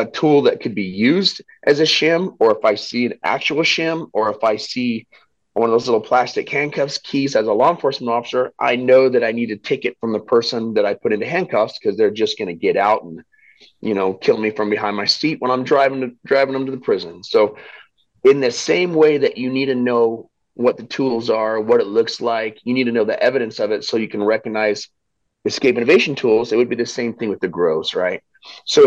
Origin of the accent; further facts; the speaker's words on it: Southeastern Idaho, United States; I grew up in Southeastern Idaho